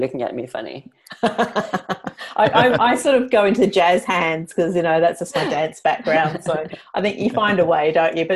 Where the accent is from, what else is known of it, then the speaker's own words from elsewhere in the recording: Montreal, Quebec, Canada; English is a second language; moved away as an adult; now in Perth, Australia; So I am from Montreal in Canada. I have been living there until 11 years ago. So I moved to Australia in Perth 11 years ago.